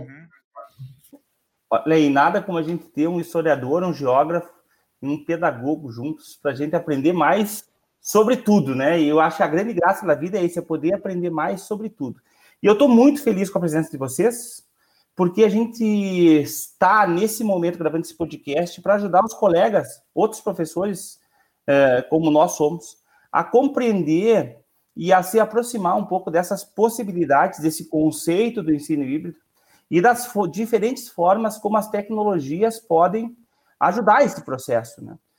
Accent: Rio Grande do Sul, Brazil; Nós somos do Rio Grande do Sul

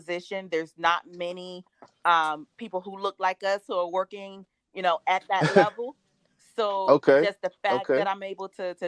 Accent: Raleigh, North Carolina, United States; I'm a home girl. You know, I'm from Raleigh. You know, went to Apex High School

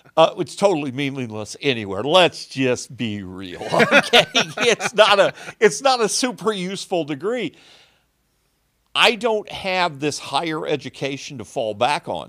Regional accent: Southern Illinois, United States; born or raised there

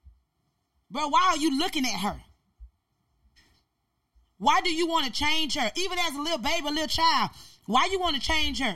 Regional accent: Albany, Georgia, United States; that's my city. That's where I'm from, born and bred

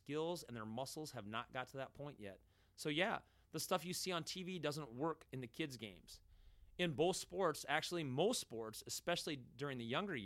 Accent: United States; we as American soccer watchers

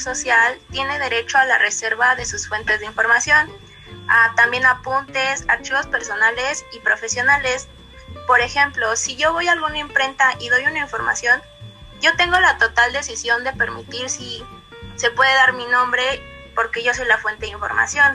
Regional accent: Mexico; muchos mexicanos lamentablemente sabemos

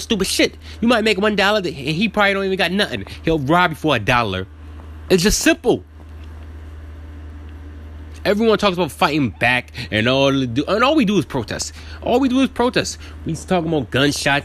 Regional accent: New York City, New York, United States; I was born in Brooklyn, New York, 1989

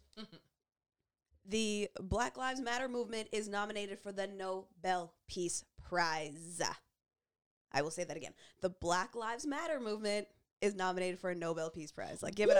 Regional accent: Canada; as black and as Canadian as we are, with zero apologies for it

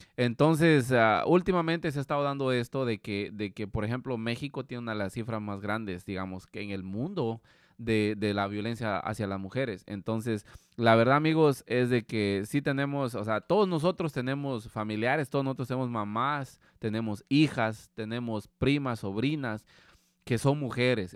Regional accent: Guatemala; moved away; nosotros como guatemaltecos

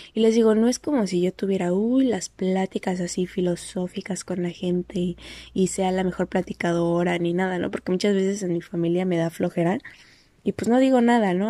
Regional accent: Mexico; moved away; es mi identificación es de México

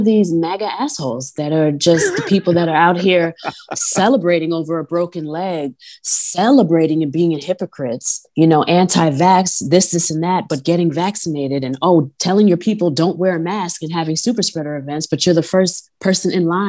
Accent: New York suburbs, United States; accent: New York; we grew up in the burbs

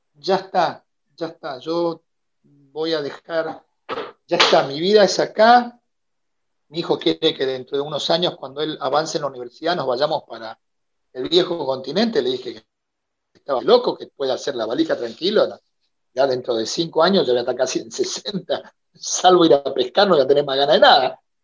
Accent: Argentina; moved away as an adult; also born or lived in Salta, Argentina; now in Santa Catarina, Brazil

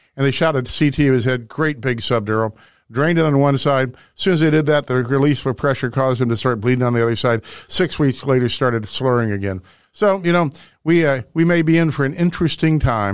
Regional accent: Webster Groves, Missouri, United States; I grew up here in Missouri

